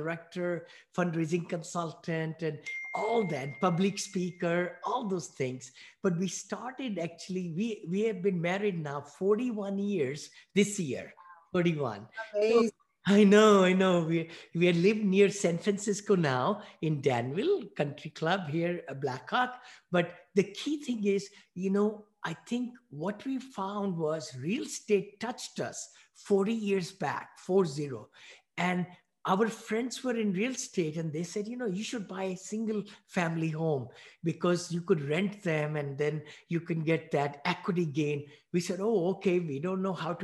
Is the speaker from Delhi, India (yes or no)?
yes; New Delhi, Delhi, India; moved away as an adult; also born or lived in Bowling Green, Ohio / Findlay, Ohio; now in United States; I'm a mechanical engineer from New Delhi, India. I grew up there. I was born there